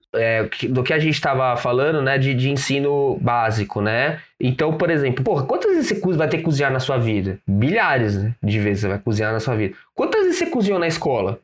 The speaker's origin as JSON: {"language": "Portuguese", "region": "São Paulo", "country": "Brazil", "said": "sou da Zona Leste aqui em, aqui em São Paulo"}